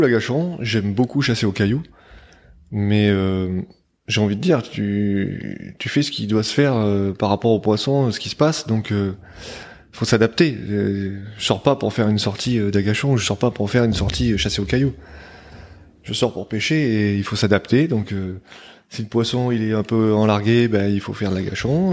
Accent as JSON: {"language": "French", "region": "Provence-Alpes-Côte d'Azur", "country": "France", "tie": "born or raised there", "moved": "yes", "lives_now": "New Caledonia", "said": "j'ai grandi sur la côte d'Azur, sur la côte sud de la France"}